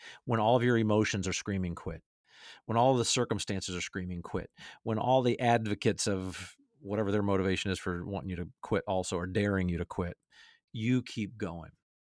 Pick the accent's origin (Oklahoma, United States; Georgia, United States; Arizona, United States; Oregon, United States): Georgia, United States; Atlanta; my favorite team I root for now, my hometown Atlanta Falcons.